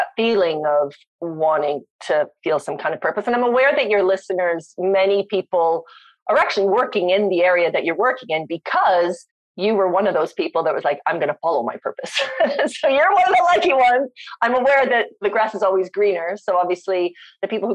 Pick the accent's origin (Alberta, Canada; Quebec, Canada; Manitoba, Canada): Manitoba, Canada; Winnipeg; accent: Canadian; moved away; also born or lived in South Africa / London, Ontario / Bangkok / London, England; I grew up in Winnipeg